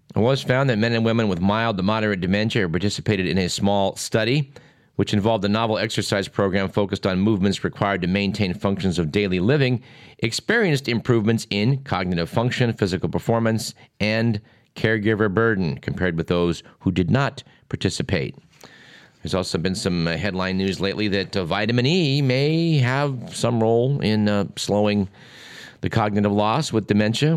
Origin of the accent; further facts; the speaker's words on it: Fremont, California, United States; It's also my hometown